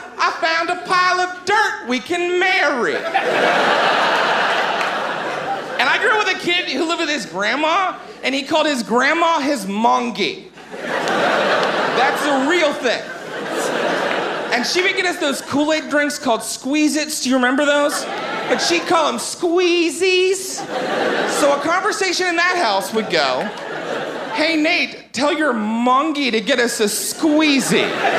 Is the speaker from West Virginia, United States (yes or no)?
yes; West Virginia, United States; I mentioned I'm from West Virginia. Now, I don't have much of an accent, but people where I grew up, they talk different than we talk here.